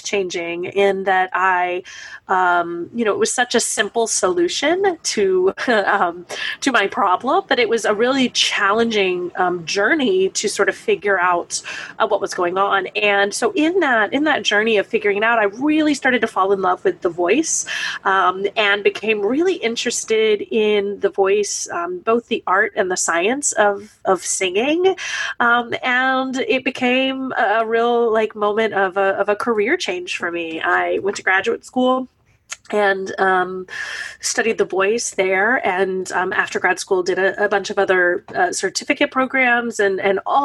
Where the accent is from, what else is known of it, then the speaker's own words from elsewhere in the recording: East Texas, United States; moved away as an adult; now in New York, United States; I am originally from Texas, a small town in East Texas, and I moved to New York to be a performer